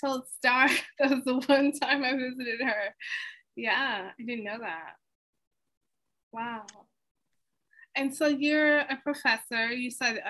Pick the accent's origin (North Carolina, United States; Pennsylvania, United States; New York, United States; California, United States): New York, United States; New York City; I'm from Queens.